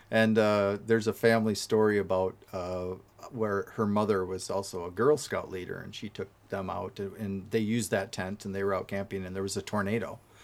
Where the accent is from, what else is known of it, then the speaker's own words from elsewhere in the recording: Wisconsin, United States; I'm from Wisconsin